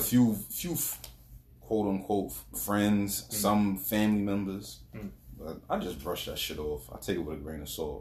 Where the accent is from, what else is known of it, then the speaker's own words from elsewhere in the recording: New York City, New York, United States; now in Long Island, United States; That's where I'm from